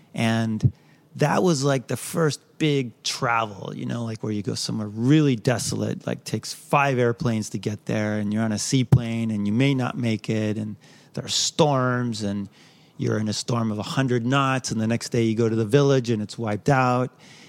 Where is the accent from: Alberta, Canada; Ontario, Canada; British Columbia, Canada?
British Columbia, Canada; West Vancouver; I grew up in West Van.